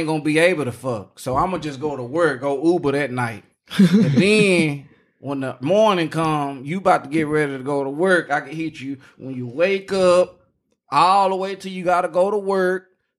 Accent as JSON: {"language": "English", "town": "Dallas", "region": "Texas", "country": "United States", "said": "Nigga, I'm from Dallas."}